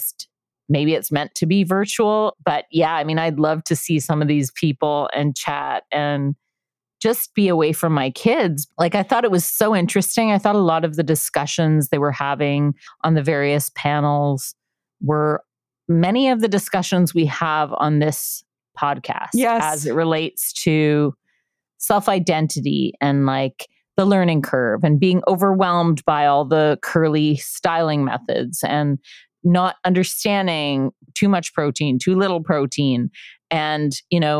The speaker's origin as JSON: {"language": "English", "country": "Canada", "said": "We're Canadian. Yeah. We're French"}